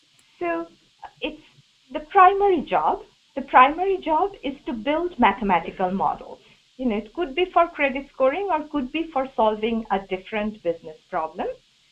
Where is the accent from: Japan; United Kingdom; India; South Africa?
India; English is a second language; now in United States; Imagine how ironical those things are for me, because as you can guess, I came here from India.